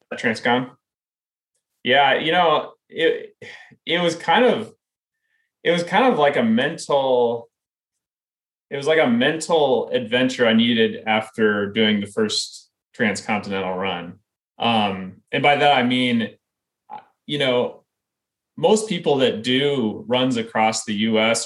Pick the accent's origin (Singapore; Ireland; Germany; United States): United States; Iowa; I grew up in Iowa, um, and you know I lived in Iowa really all the way through college.